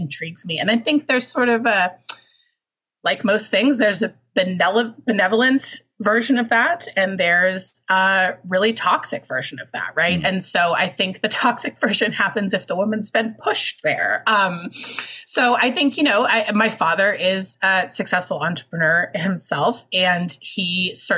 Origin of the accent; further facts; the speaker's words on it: Seattle, Washington, United States; my hometown, which is Seattle, Washington, which is a place that's changed a great deal since I was growing up here